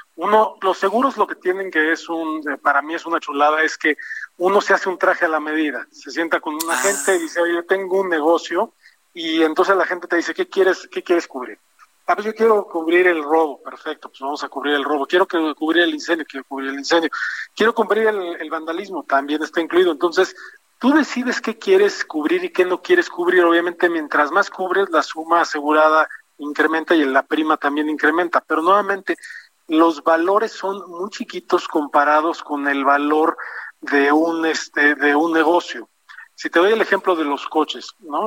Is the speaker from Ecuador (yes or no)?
no; Mexico; como mexicanos